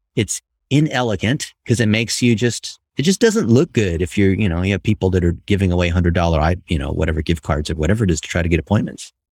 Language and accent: English; Ohio, United States; I was born and raised in Ohio